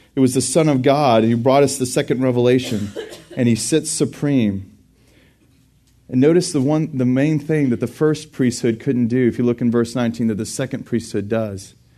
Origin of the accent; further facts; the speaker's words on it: Burnet, Texas, United States; also born or lived in Houston, Texas / Dallas, Texas / College Station, Texas; I grew up in Burney, Texas, and graduated from there